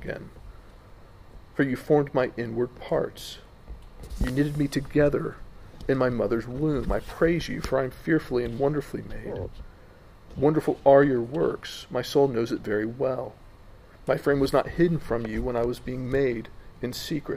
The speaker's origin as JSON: {"language": "English", "country": "United States", "said": "I'm American"}